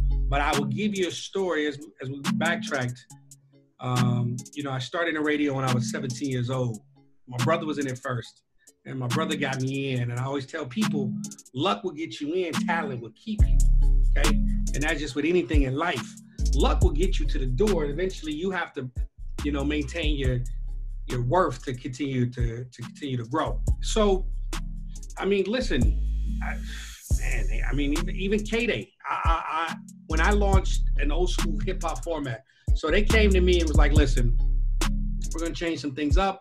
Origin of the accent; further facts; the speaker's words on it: Long Beach, California, United States; I'm from Long Beach, so I was born and raised. So clearly I'm a West Coast guy.